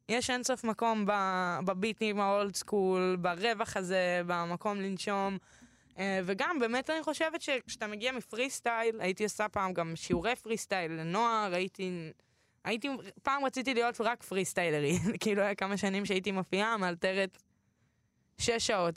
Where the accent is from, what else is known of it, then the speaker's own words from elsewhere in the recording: Tel Aviv, Tel Aviv District, Israel; אני גדלתי בתל אביב